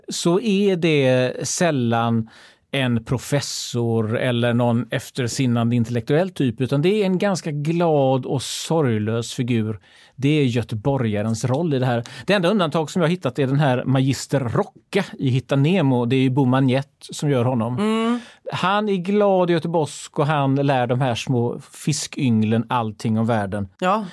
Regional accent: Gothenburg, Västra Götaland, Sweden; jag var göteborgare

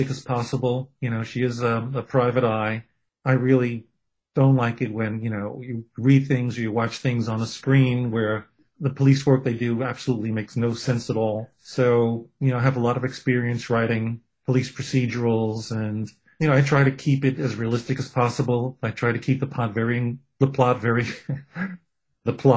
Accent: New York City, New York, United States; I'm a kid from Brooklyn with a Jewish heritage

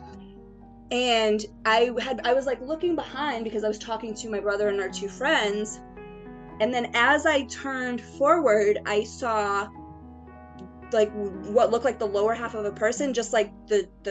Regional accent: Cape Cod, Massachusetts, United States; I'm from Cape Cod, Massachusetts.

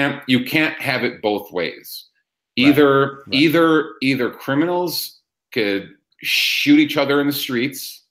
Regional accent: Chicago, Illinois, United States; it's my hometown

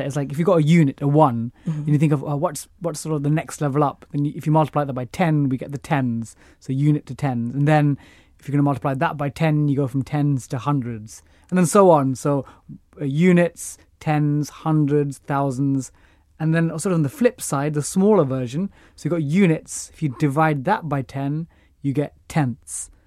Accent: London, United Kingdom; I grew up in East Ham, got a scholarship to Eton

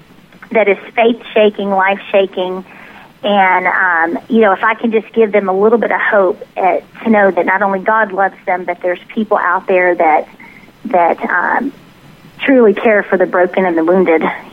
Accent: Tennessee, United States; accent: southern; now in Dallas, United States; we're from the Dallas area, but I grew up in Tennessee, so it's kind of a mixture

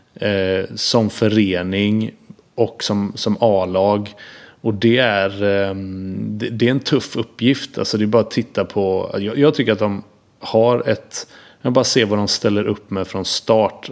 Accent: Gothenburg, Västra Götaland, Sweden; jag är uppvuxen med RIK i Göteborg

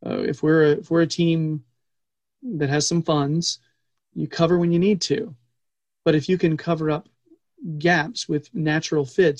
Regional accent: United States; because we're American.

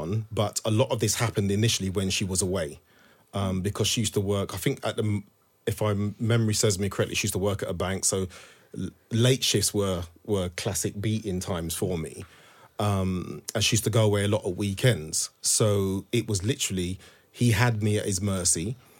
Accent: Thornton Heath, London, United Kingdom; also born or lived in Walthamstow, United Kingdom; So I grew up in Thornton Heath in Surrey and we literally moved to Walthamstow. So it was new family, new school, this stranger who I didn't know.

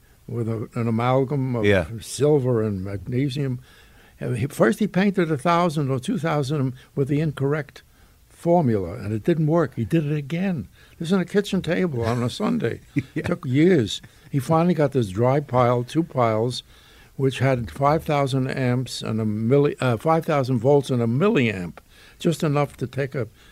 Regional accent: New York City, New York, United States; I grew up in the Bronx

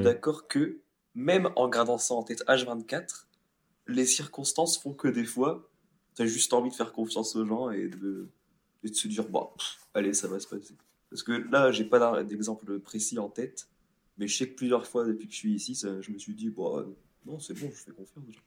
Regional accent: France; je vais dire français parce qu'on est français

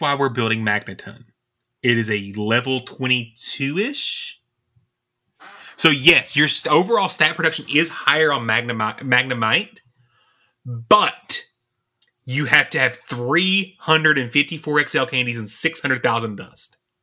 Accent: East Kentucky, United States; We're from Kentucky

